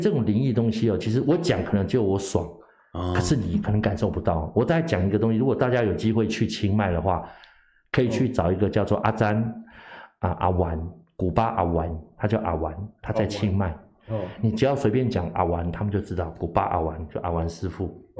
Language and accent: Chinese; Thailand; 所以我们泰国人都会抢外抢外国人的